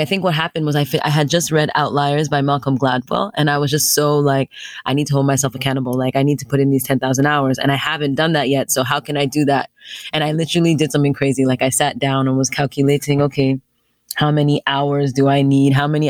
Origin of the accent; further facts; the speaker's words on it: Nigeria; I'm a Nigerian, so it's not like I had never been there before, you know, spent time there, extended periods of time there.